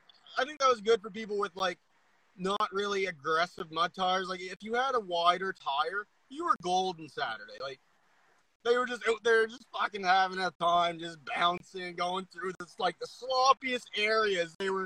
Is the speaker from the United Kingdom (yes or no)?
no; Nova Scotia, Canada; I'm from Nova Scotia. I'm going to keep my mouth shut.